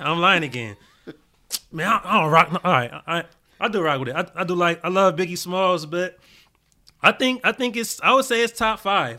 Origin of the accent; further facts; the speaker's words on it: Gardena, California, United States; I grew up in Gardena. I was Crenshaw and Rose Crans